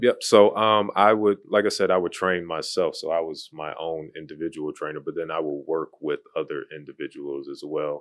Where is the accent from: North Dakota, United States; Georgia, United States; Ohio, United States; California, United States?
Ohio, United States; Cleveland; moved away as an adult; now in Charlotte, United States; originally from Cleveland, Ohio. So went to high school there, grew up there, played basketball there.